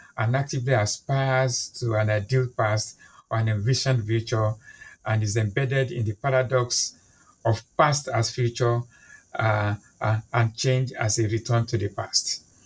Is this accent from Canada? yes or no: no; Nigeria; now in London, United Kingdom; I'm a Nigerian by birth. I'm Yoruba by ethnicity